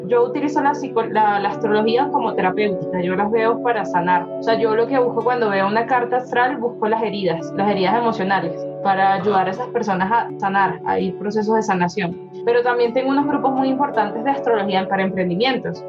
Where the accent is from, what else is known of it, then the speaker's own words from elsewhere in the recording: Venezuela; now in Bogotá, Colombia; Yo nací en Venezuela, pero vivo en Bogotá